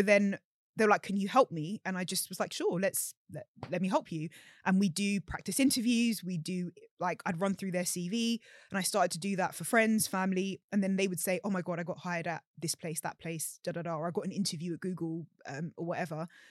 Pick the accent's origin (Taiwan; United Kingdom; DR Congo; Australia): United Kingdom; London; growing up in London